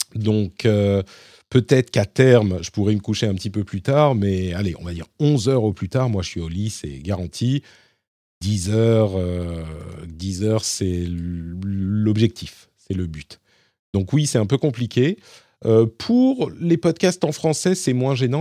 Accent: Paris, Île-de-France, France; je suis parisien

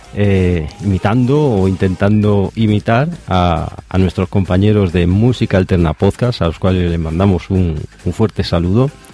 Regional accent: Galicia, Spain; de Coruña, de aquí de donde soy yo, de Galicia

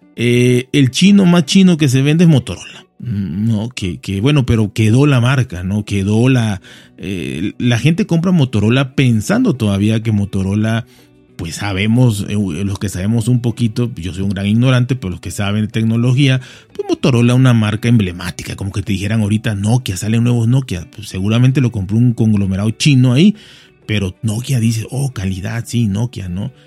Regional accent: Mexico; soy mexicano

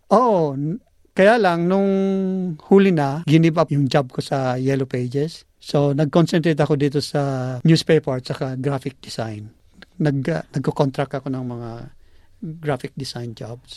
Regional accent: Bicol Region, Philippines; moved away as an adult; now in Australia; tubong Bicol. Dumating ako dito noong 1990.

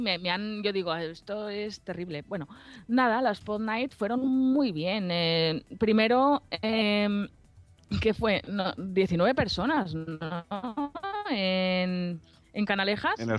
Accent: Alicante, Valencian Community, Spain; aquí en mi tierra, en Alicante

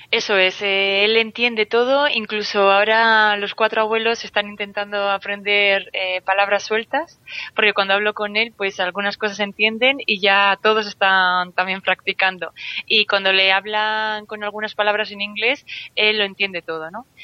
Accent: Vitoria, Basque Country, Spain; moved away as an adult; now in Santander, Spain; nací en Vitoria, eh, llevo viviendo fuera de Vitoria unos cuantos años, he estado también en extranjero, ahora estoy en Santander.

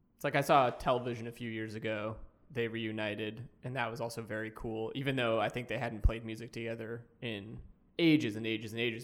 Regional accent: Boston, Massachusetts, United States; in Boston, where I'm from

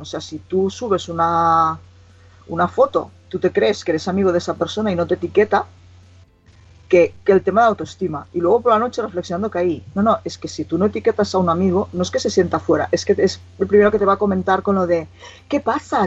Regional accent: Igualada, Catalonia, Spain; gente de aquí de Igualada, de mi pueblo

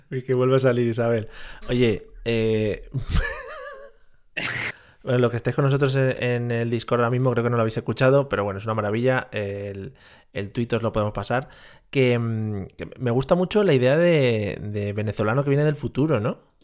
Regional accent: Spain; los españoles somos toreros

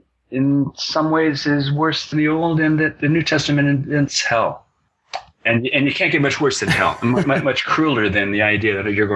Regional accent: Moscow, Idaho, United States; my hometown of Moscow, Idaho

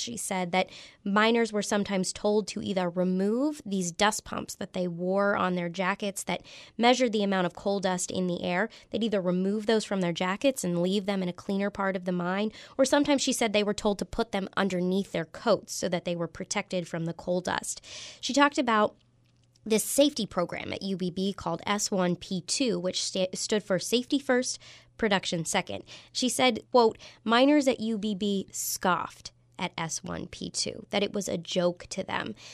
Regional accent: Clarksburg, West Virginia, United States; I'm from Clarksburg and North Central West Virginia.

